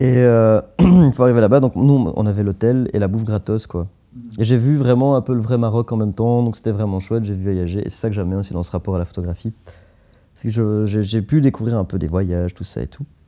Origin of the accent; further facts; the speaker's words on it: Anderlecht, Brussels-Capital Region, Belgium; je viens d'Anderlecht